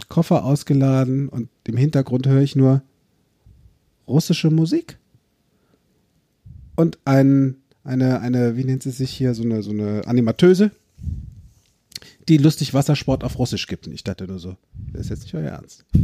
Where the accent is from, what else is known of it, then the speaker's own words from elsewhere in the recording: Eifel, Germany; born there; Weißt ja, du, ich bin ja aus der Eifel gebürtig.